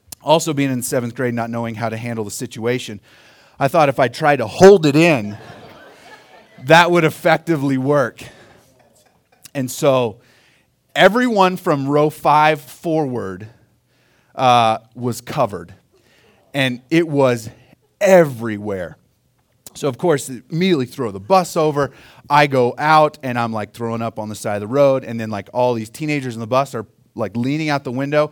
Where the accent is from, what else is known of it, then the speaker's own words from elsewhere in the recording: Oklahoma, United States; now in Colorado, United States; I grew up in Oklahoma